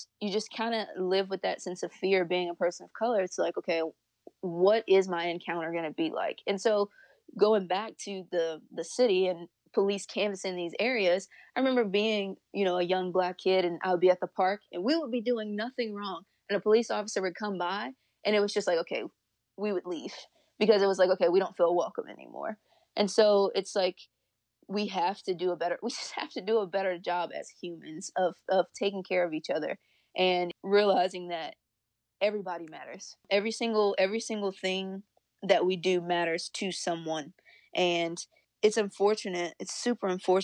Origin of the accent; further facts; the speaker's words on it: Louisiana, United States; moved away; I grew up in Louisiana